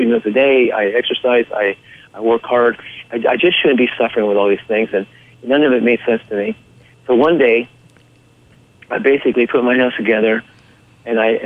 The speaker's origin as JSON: {"language": "English", "area": "Orange County", "region": "California", "country": "United States", "tie": "born or raised there", "said": "I was raised in Orange County, California"}